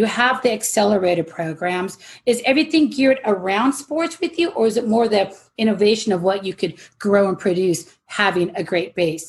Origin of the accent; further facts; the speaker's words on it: Phoenix, Arizona, United States; moved away; Even though I'm from Phoenix and supposed to be a Suns girl